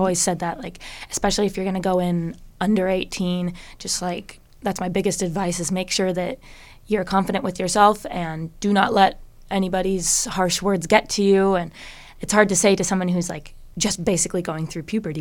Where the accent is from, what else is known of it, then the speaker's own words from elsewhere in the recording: Bellevue, Washington, United States; also born or lived in Seattle; I grew up in the Bellevue area